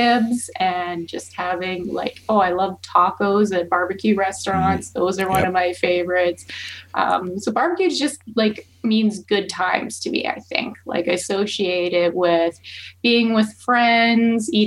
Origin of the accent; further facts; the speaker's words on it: Rocky Mountain House, Alberta, Canada; now in Calgary, Canada; I'm not originally from here. I'm from Rocky Mountain House area.